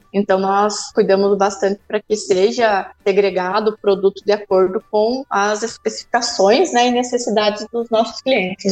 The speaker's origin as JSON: {"language": "Portuguese", "town": "Cascavel", "region": "Paraná", "country": "Brazil", "tie": "born or raised there", "also_born_or_lived": "Manaus / São José dos Campos", "moved": "yes", "lives_now": "Guarapuava, Brazil", "said": "fui para Cascavel, que é onde eu nasci"}